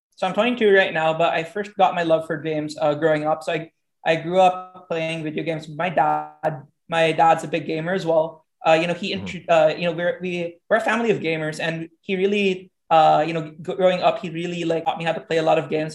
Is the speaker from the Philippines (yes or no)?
yes; Iloilo City, Western Visayas, Philippines; moved away as an adult; also born or lived in Seattle, Washington; started my career as a tournament organizer for my hometown here in Iloilo